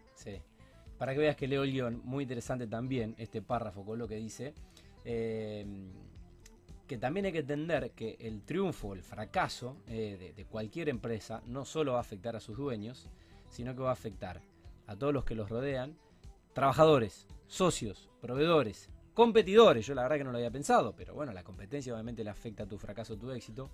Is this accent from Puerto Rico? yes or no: no; Argentina; como argentinos